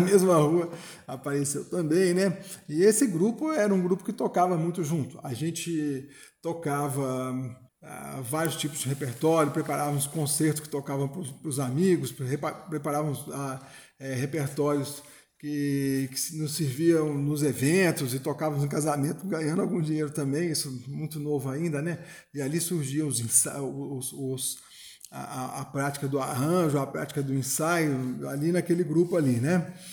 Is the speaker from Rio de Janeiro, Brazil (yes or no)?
no; São João del-Rei, Minas Gerais, Brazil; also born or lived in Belo Horizonte; Eu sou de São João del Rei, Minas Gerais, estudei em Belo Horizonte, estudei no exterior